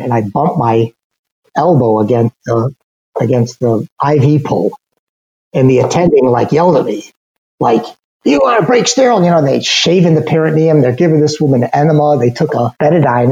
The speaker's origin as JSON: {"language": "English", "town": "Chicago", "region": "Illinois", "country": "United States", "tie": "born or raised there", "also_born_or_lived": "Milwaukee, Wisconsin", "said": "I grew up in Chicago on the north side in the city proper"}